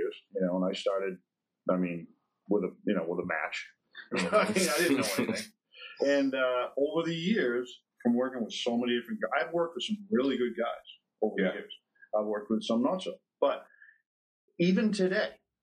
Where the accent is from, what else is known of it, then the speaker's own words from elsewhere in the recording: New Hampshire, United States; I'm from New Hampshire